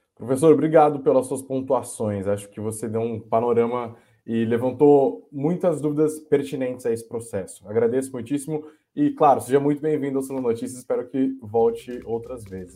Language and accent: Portuguese; Brazil; como brasileiros, como pagadores de impostos